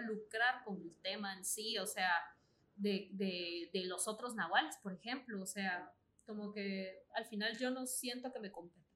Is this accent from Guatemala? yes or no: yes; Guatemala; soy guatemalteca